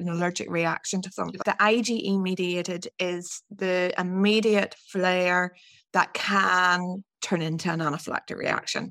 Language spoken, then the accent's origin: English; Northern Ireland, United Kingdom; moved away; also born or lived in Scotland; I'm from Northern Ireland, and I trained as a dietitian in Scotland